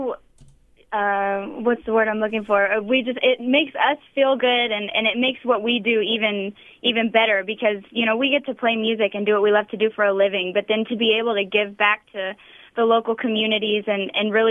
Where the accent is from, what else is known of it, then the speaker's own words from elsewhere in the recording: Louisville, Kentucky, United States; moved away; my hometown